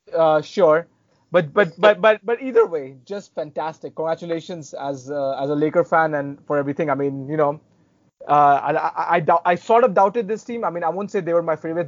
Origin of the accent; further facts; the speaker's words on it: India; as an Indian